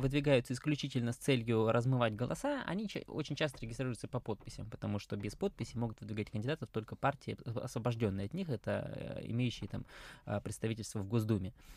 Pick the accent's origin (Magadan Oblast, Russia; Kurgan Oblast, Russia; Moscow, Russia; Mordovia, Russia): Moscow, Russia